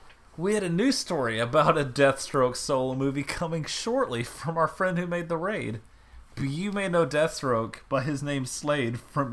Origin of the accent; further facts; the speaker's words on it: the South, United States; I'm from the South.